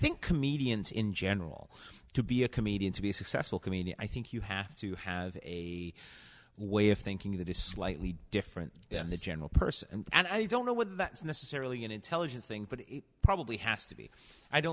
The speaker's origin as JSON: {"language": "English", "region": "England", "country": "United Kingdom", "said": "As an English person"}